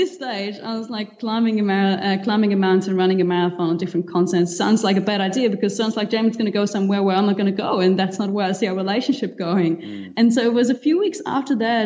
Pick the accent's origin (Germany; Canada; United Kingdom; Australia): Germany; moved away as an adult; also born or lived in Cuba / Spain / New Zealand; now in Mauritius; I grew up in Germany originally